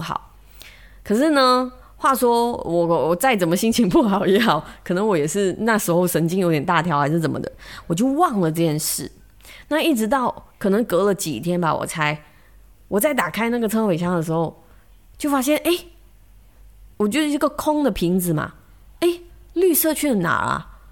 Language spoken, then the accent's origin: Chinese; Malaysia; 我们马来西亚人说很 big tech